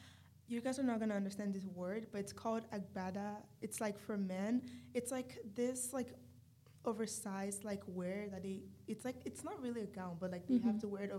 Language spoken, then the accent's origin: English; Nigeria; moved away; I'm physically black. I'm from Nigeria.